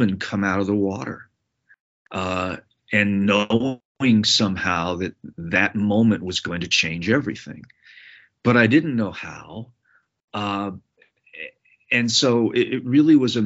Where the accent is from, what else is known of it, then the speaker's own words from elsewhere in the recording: New England, United States; the growing up in New England at a time when there was a lot of mob violence and conflict.